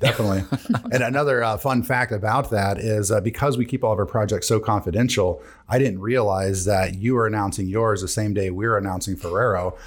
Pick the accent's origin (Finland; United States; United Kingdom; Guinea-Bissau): United States; Decatur, Illinois; we are actually all from Decatur